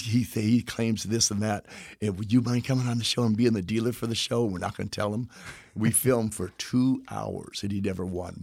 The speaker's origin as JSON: {"language": "English", "region": "Texas", "country": "United States", "said": "where I'm from Texas"}